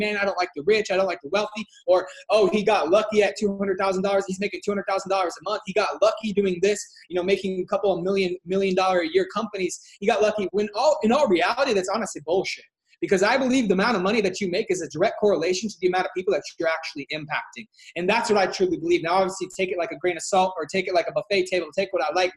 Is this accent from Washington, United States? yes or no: yes; Washington, United States; I'm from Washington State.